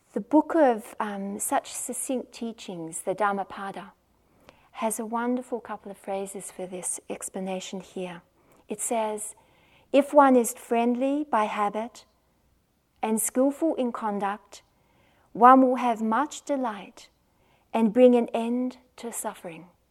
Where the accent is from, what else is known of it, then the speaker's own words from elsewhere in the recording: Australia; accent: Australian; I'm the one from Australia, as you can probably tell from my accent